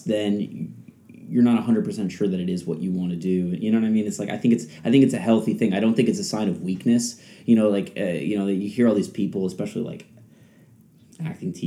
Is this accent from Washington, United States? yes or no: no; the New York area, United States; moved away as an adult; now in Los Angeles, United States; I grew up in the New York area.